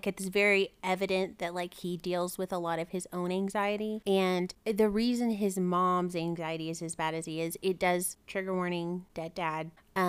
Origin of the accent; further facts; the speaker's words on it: the South, United States; especially which we're from the South, it is difficult because mental health is not something that is talked about freely or openly a lot of the time.